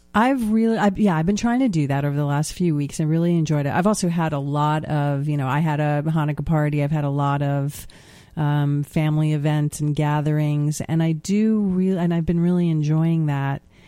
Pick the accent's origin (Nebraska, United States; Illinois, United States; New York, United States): New York, United States; as a New Yorker